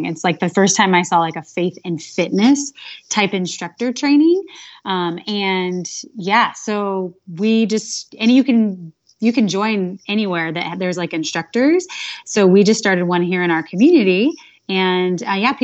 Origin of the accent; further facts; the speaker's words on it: California, United States; now in Phoenix, United States; I live in Phoenix, Arizona, but I'm originally from California